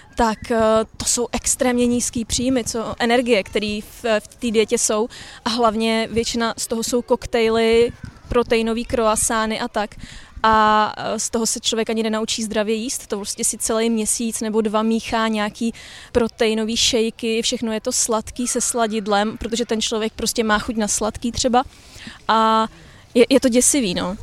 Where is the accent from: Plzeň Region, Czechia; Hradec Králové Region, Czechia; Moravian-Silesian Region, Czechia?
Plzeň Region, Czechia; Plzeň; já jsem z Plzně